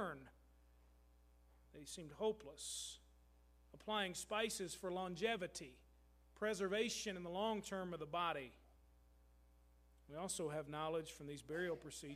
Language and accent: English; Louisville, Kentucky, United States; moved away; Louisville is my hometown